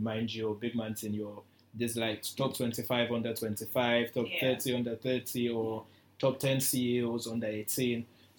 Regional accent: Nigeria; Being single as a Nigerian, like, especially as a guy.

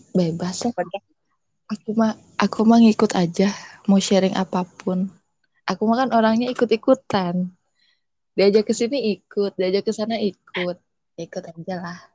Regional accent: West Java, Indonesia; saya itu Sunda banget

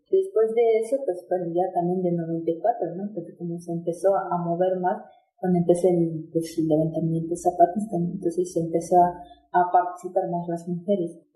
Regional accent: Tenejapa, Chiapas, Mexico; yo soy de Xixintonic, municipio de Tenejapa

